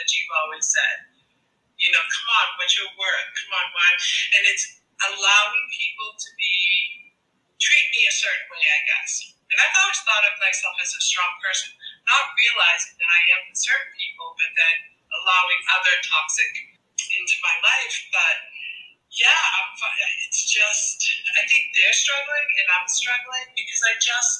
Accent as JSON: {"language": "English", "region": "Massachusetts", "country": "United States", "said": "I'm from Massachusetts"}